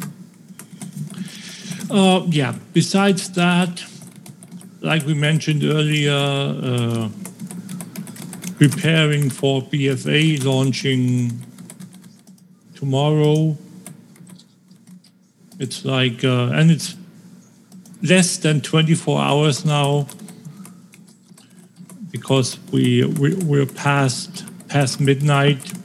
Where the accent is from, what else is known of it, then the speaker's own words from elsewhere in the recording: Schleswig-Holstein, Germany; English is a second language; The only stores that can be open are in my hometown are special permit border shops.